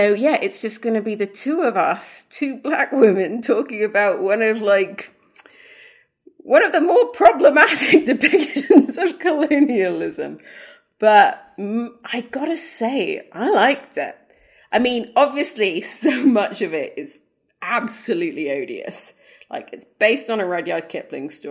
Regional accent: Sudan; I'm from Sudan. I grew up in Africa.

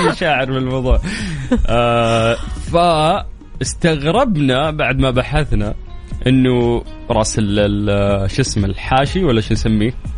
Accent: Saudi Arabia; عندنا في السعوديه

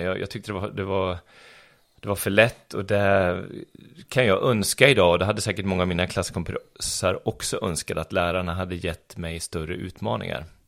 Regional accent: Arboga, Västmanland, Sweden; moved away as an adult; also born or lived in Stockholm; now in Örebro, Sweden; jag kommer från Arboga. Som ligger bara 4-5 mil härifrån. Så där, där tillbringade jag mina 19 första år i livet.

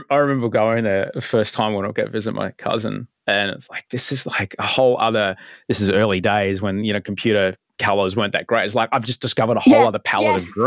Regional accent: Canberra, Australian Capital Territory, Australia; as someone as someone growing up in Canberra, which is uh, not only quite a cold place but can be a very dry place, yeah.

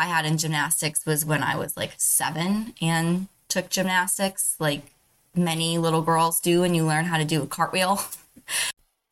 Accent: Finger Lakes area, New York, United States; Growing up in the Finger Lakes area and having worked at a winery and a brewery, a couple breweries in this area

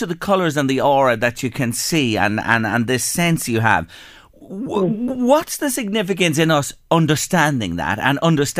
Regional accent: Ireland; in Ireland, we've a great tradition of reading the tea leaves as well.

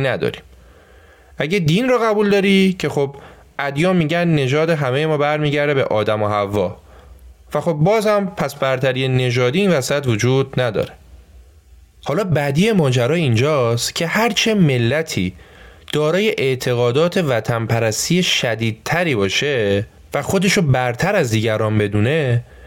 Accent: Iran; ما تو ایران

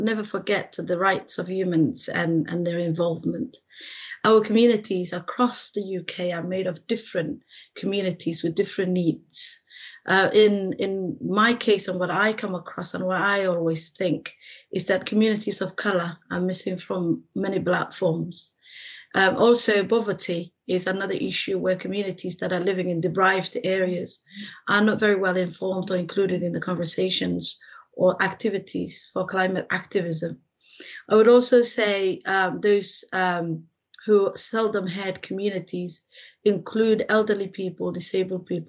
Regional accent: Somalia; now in Sheffield, United Kingdom; I was born in Somalia, which is in East Africa

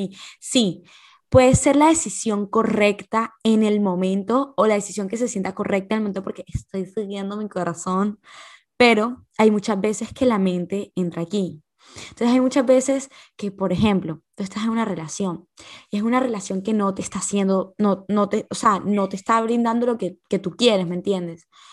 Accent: Barranquilla, Atlántico, Colombia; also born or lived in Valledupar, Colombia; Y después me vine a vivir a Barranquilla

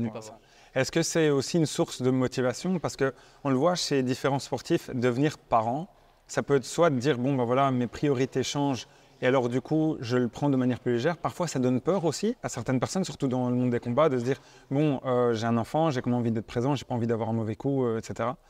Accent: Belgium; on est belges

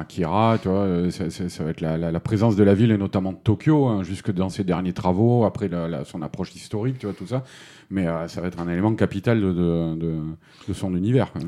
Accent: France; en tant que Français

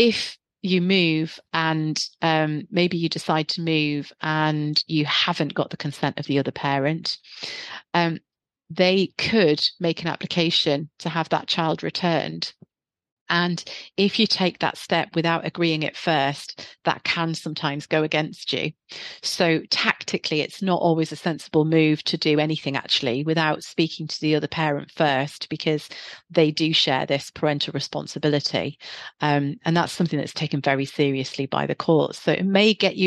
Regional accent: the North East, North East England, United Kingdom; now in Guildford, United Kingdom; You can probably hear from my accent, I'm originally from the Northeast.

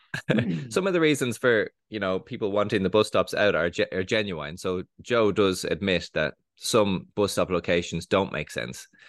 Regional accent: Dublin, Leinster, Ireland; I grew up in Dublin, from the age of eight years old

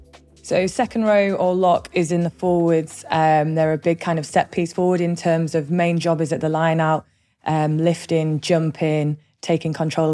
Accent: Lake District, North West England, United Kingdom; also born or lived in Scotland; Growing up in the Lake District in the north of England

